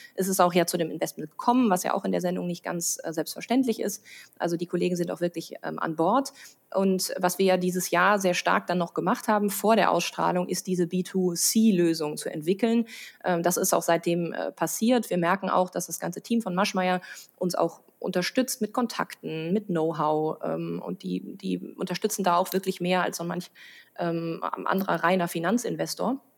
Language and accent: German; Münsterland, North Rhine-Westphalia, Germany; now in Rhineland, Germany; Also ich komme aus dem Münsterland